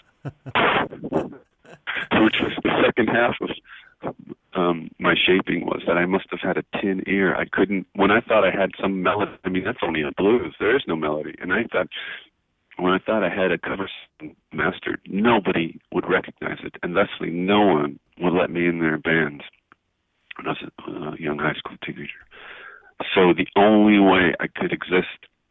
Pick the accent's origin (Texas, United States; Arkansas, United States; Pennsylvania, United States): Pennsylvania, United States; now in Tucson, United States; I was born in Pennsylvania